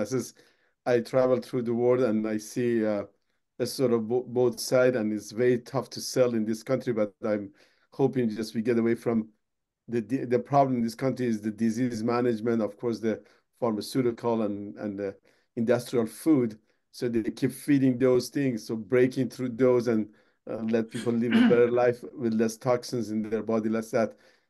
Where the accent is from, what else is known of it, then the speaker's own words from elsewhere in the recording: Iran; moved away; I'm from Iran